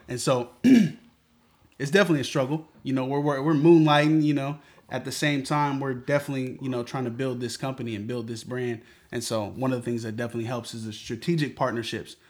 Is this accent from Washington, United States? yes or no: yes; Seattle, Washington, United States; Born and raised in Seattle. Grew up on Henderson.